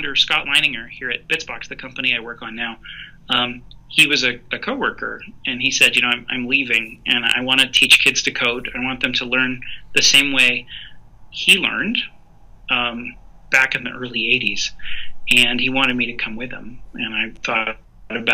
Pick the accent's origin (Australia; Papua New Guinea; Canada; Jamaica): Canada; Montreal, Quebec; I grew up in Montreal, Canada.